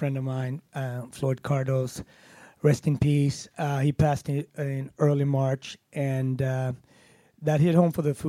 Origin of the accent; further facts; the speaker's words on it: Gothenburg, Västra Götaland, Sweden; accent: Gothenburg; moved away; also born or lived in Harlem; the city that I grew up in and that I always bring with me wherever I go